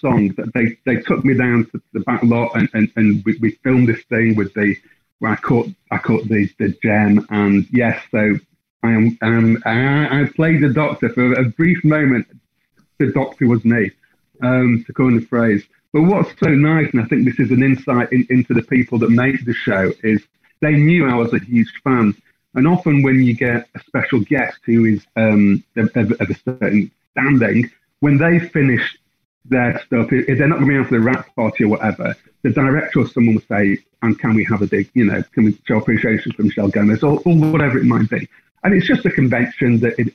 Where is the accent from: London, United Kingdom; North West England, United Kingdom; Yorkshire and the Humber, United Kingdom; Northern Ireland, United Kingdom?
North West England, United Kingdom; Blackpool; I'm from Blackpool